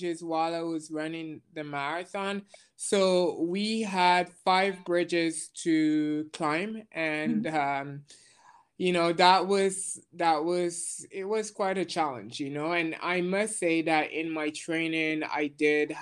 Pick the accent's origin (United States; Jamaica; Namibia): Jamaica; now in Montreal, Canada; I was born in Jamaica. I currently live in Montreal.